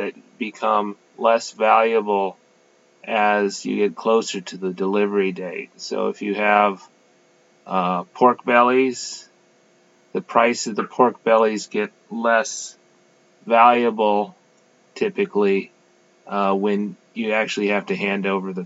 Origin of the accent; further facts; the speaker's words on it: Louisiana, United States; I'm from Louisiana. We live in Louisiana.